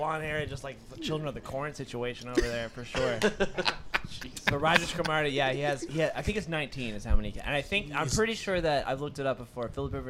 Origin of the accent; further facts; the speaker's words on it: Kentucky, United States; And I'm from Kentucky, bud.